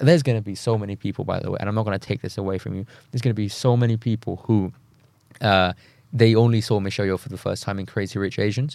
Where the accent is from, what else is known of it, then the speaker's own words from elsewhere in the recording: Thailand; moved away; I'm from Thailand, as someone who comes from Southeast Asia